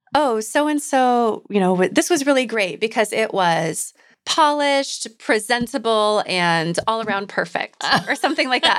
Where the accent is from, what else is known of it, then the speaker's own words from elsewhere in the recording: Iowa, United States; moved away; I'm from Iowa